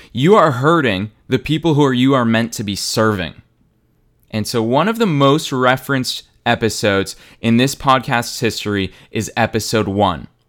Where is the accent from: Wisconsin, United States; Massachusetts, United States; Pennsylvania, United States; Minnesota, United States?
Massachusetts, United States; Boston; Boston, Massachusetts, my hometown